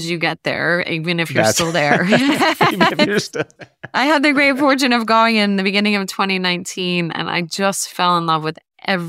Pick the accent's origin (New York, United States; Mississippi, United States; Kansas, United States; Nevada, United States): New York, United States; I love New York pizza. I'm a New Yorker, but I can't get enough of what he does.